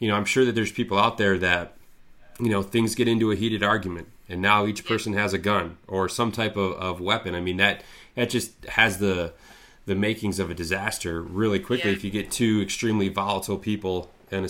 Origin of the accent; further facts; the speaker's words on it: Lewiston, Michigan, United States; I'm from a small town called Lewiston, Michigan.